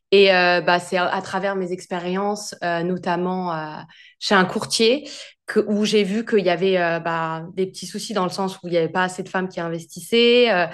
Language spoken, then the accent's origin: French; France; moved away as an adult; also born or lived in Australia; now in London, United Kingdom